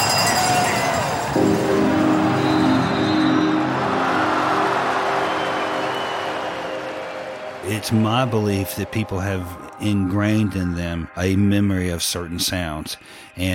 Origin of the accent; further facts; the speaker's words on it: Atlanta, Georgia, United States; I was born in Atlanta, Georgia, 1954